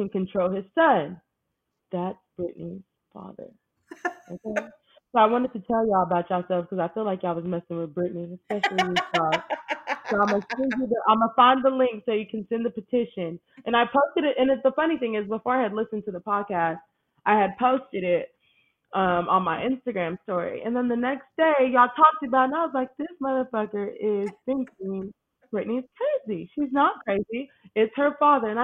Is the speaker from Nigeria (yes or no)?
yes; Nigeria; I ain't white, okay, I'm Nigerian